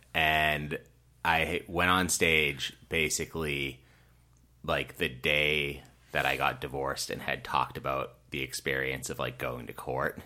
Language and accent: English; Rockland, Massachusetts, United States; I grew up in Rockland, Massachusetts